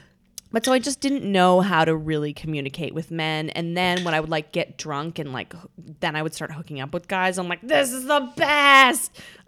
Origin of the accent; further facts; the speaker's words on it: Vancouver, British Columbia, Canada; moved away as an adult; now in New York, United States; I'm from Canada. I moved here for college.